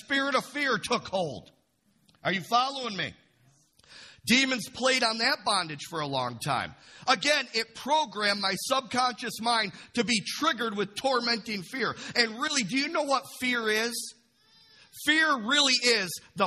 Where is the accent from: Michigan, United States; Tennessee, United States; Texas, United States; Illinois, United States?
Michigan, United States; Imlay City; I grew up in Imlay City